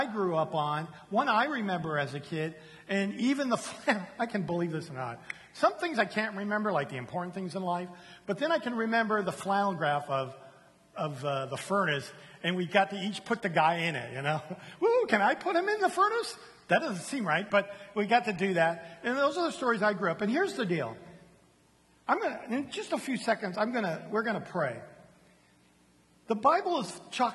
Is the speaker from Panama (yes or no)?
no; San Diego, California, United States; now in Houston, United States; I come from San Diego, California